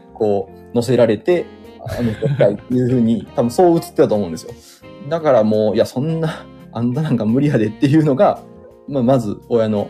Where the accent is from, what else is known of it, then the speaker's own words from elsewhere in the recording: Kansai, Japan; accent: Kansai dialect; ところどころで関西弁が出てると思う